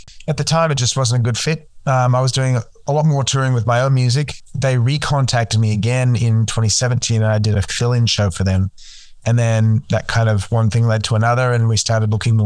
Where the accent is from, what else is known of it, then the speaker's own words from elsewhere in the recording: Tasmania, Australia; also born or lived in Seattle, United States / Los Angeles, United States; now in Sydney, Australia; I grew up in Tasmania, yes. We moved to Australia when I would have been three